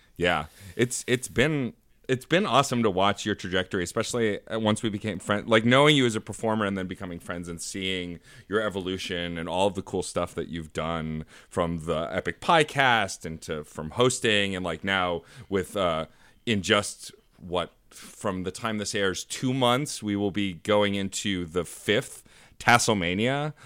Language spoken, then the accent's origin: English; New York City, New York, United States; as a New Yorker who works currently in Union Square, but has worked all over Manhattan